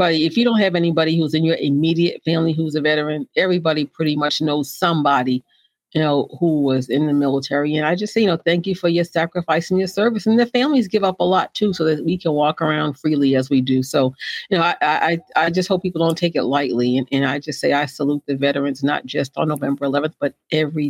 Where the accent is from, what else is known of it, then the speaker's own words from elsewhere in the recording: Boston, Massachusetts, United States; I'm from Boston